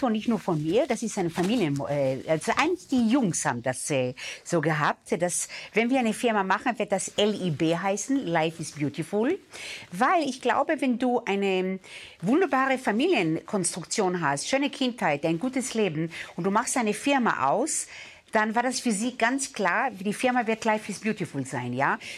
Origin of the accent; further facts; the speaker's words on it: Israel; Ich glaube, wenn du aus dem äh, Mittleren Osten kommst, ich bin in Israel aufgewachsen, ja, und äh, wenn du dort mit deiner Großfamilie auswächst